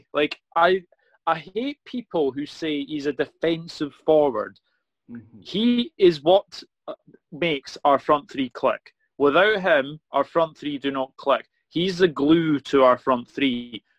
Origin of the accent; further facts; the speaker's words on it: Scotland, United Kingdom; me being Scottish as well, Scottish Braveheart